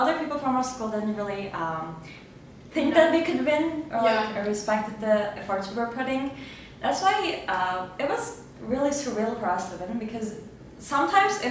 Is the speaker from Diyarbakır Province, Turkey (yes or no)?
yes; Diyarbakır, Diyarbakır Province, Turkey; English is a second language; We're from Diyarbakir